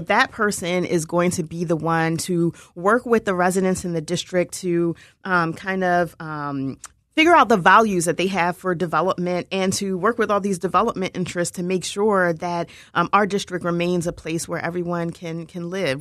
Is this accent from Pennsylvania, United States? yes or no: yes; Philadelphia, Pennsylvania, United States; I'm from King Sesings, so I'm actually from the district